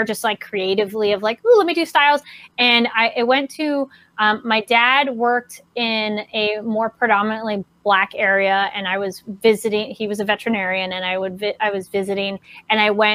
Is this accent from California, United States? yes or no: yes; Solvang, California, United States; I grew up in Solvang